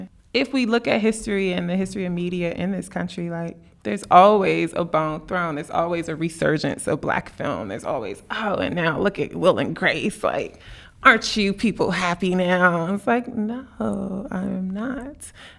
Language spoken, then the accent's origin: English; Tennessee, United States; I came from Tennessee.